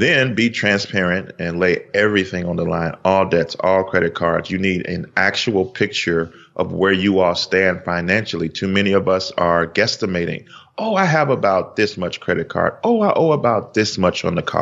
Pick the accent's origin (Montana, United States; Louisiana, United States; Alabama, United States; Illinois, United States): Illinois, United States; Chicago; We are from Chicago.